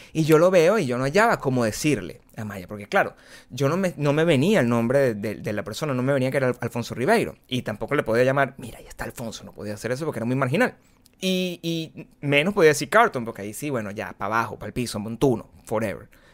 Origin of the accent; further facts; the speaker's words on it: Caracas, Capital District, Venezuela; first language Spanish; moved away as an adult; yo vengo de Caracas